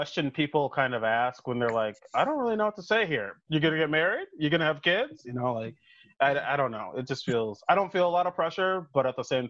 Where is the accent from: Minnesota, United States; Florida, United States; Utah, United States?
Minnesota, United States; now in New York, United States; I'm from Minnesota